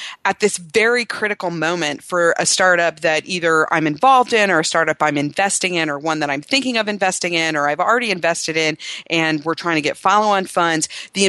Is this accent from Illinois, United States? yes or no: no; Cincinnati, Ohio, United States; now in Austin, United States; Cincinnati, Ohio is my hometown, and I've been trying to build some business there because I have some personal ties